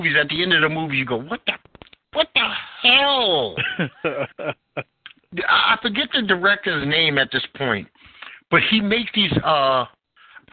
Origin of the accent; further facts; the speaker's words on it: New York, United States; growing up in New York